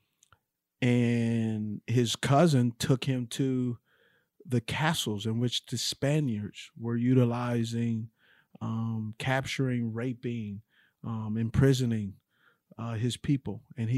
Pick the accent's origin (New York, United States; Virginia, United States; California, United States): California, United States; Los Angeles; now in Charlotte, United States; just like growing up in Los Angeles, like I did